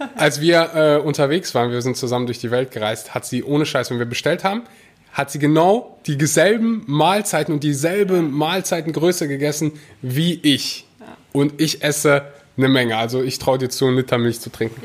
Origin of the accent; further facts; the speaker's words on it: North Rhine-Westphalia, Germany; bei uns in Nordrhein-Westfalen